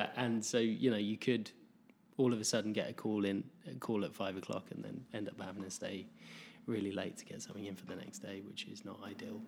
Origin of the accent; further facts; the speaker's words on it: England, United Kingdom; moved away; grew up in, like, in, in England